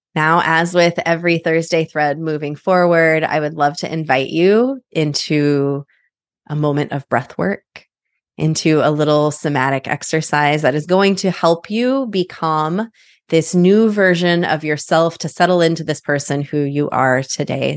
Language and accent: English; Midwest, United States; My husband and I have chosen not to have children. We're from the Midwest